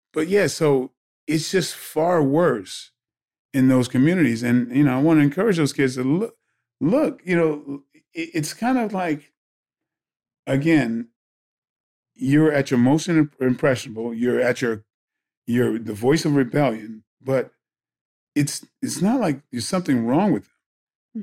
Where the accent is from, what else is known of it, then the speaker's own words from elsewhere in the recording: Bridgeport, Connecticut, United States; I grew up in Bridgeport, Connecticut